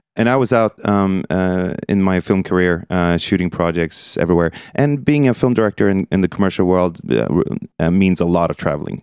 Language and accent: English; Stockholm, Stockholm County, Sweden; also born or lived in New York City / London; predominantly in Stockholm